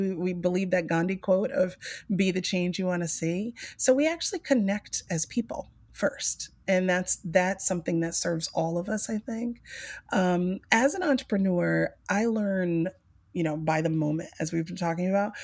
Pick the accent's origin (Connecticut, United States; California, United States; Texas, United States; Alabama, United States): Alabama, United States; Mobile; growing up on the coast, I grew up in the South of Mobile, Alabama